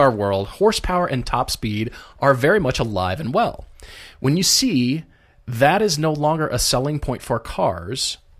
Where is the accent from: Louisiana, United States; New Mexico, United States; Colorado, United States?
Colorado, United States; Steamboat Springs; My dad actually worked when I was growing up in Steamboat Springs on a real estate project out there